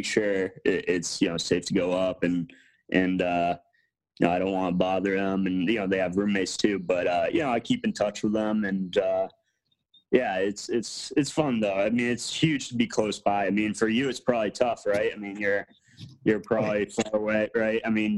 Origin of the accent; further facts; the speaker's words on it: Andover, Massachusetts, United States; I'm actually from Andover, so that's actually the town I'm from.